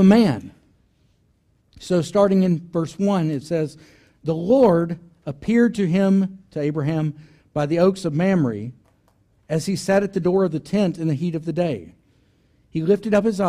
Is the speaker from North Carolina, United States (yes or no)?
no; Arkansas, United States; It's my home state, Arkansas